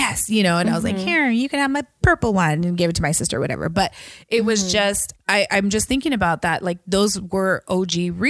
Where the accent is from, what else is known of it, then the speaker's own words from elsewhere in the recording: Washington, United States; growing up in Washington State